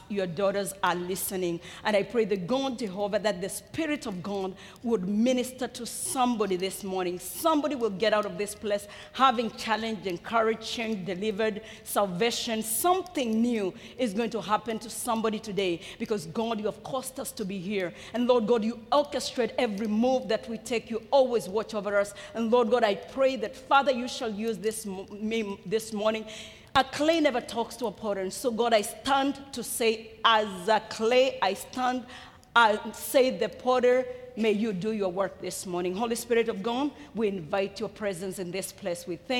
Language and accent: English; Kenya; born there; I was born in Africa. I was born in Kenya, in East Africa, to a parent who already had 9 children. I'm a last one of a family of 10.